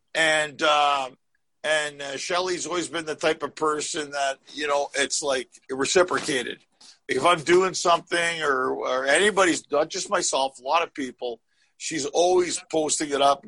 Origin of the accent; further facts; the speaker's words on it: Canada; now in Los Angeles, United States; I came from Canada